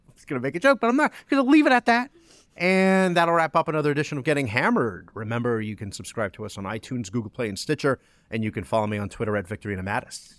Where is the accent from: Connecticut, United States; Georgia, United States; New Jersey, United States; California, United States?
New Jersey, United States; moved away; also born or lived in New York; was born in New York, was raised in New Jersey